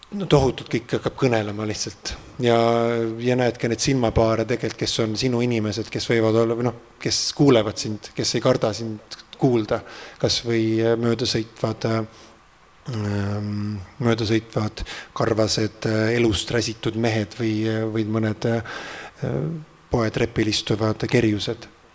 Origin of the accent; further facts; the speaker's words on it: Treimani, Pärnu County, Estonia; minu sellise siis aborigeensele päritolule kuskilt äh, mere äärest äh, mere lähedalt, Läti piiri lähedalt sealt Treimani äh, külast